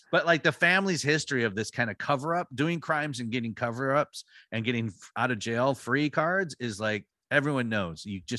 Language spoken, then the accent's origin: English; United States; I know these fuckers. I grew up in Hampton {S0} County.